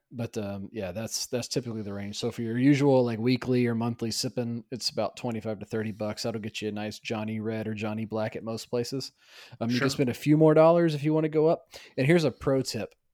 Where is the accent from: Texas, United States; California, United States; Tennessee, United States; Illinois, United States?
Tennessee, United States; growing up in Tennessee